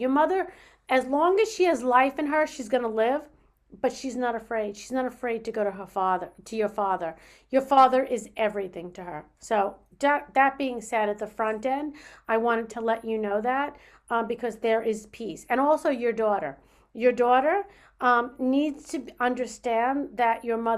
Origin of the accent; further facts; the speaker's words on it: New York, United States; I'm a New Yorker